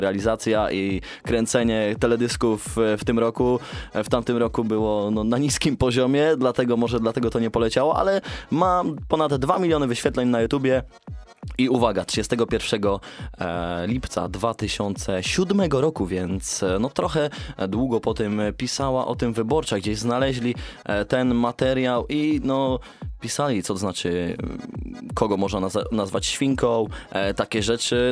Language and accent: Polish; Sfornegacie, Poland; Ja właśnie wywodzę się z małej miejscowości jeśli, jeśli jeszcze ktoś jej nie wie. Sfornegacie